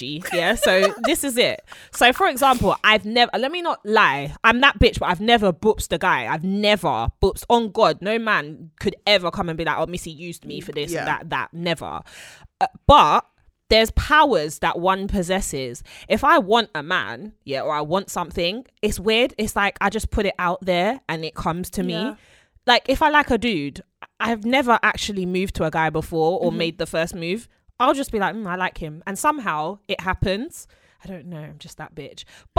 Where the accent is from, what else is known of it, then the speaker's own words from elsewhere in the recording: London, United Kingdom; born there; London is a city, right? So I'm a city girl.